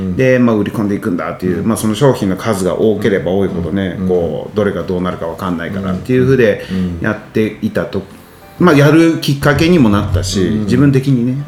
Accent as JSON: {"language": "Japanese", "town": "Nagoya", "region": "Aichi", "country": "Japan", "tie": "born or raised there", "said": "僕あのもう名古屋出身"}